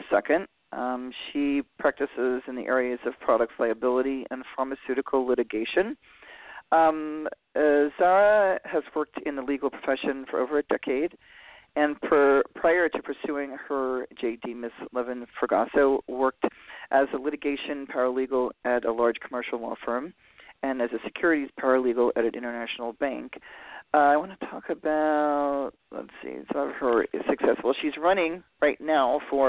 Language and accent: English; New York City, New York, United States; I grew up in New York City, too, but at the very end of northern Manhattan